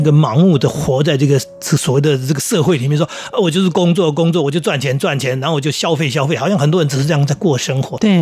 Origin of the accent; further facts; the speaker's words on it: seaside by the Yin Yang Sea, New Taipei, Taiwan; 我从小在海边长大，嗯。我们家旁边就是海嘛。 那我们那片海其实就是很早就受到污染，因为钛金公司采矿的关系，嗯。所以我们那边就产生了一个海湾叫阴阳海